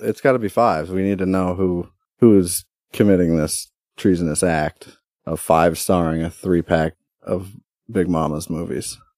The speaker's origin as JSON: {"language": "English", "country": "United States", "said": "my God-given right as a American"}